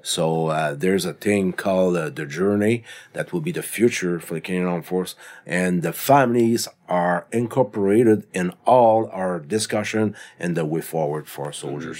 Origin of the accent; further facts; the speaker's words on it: Canada; we are Canadian citizen.